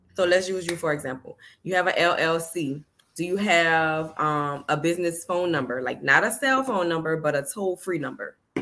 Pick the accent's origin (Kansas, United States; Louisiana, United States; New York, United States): Louisiana, United States; New Orleans; I'm from New Orleans